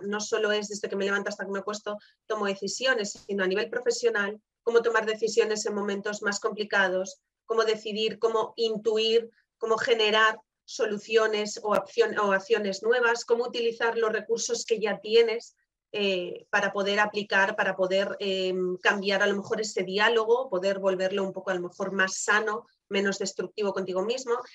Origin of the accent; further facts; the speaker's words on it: Galicia, Spain; como buena gallega